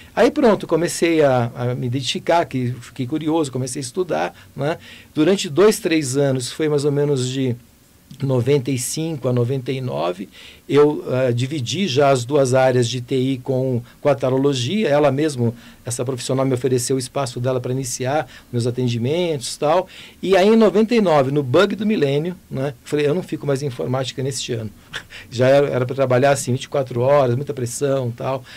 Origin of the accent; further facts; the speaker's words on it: Goiânia, Goiás, Brazil; eu nasci em Goiânia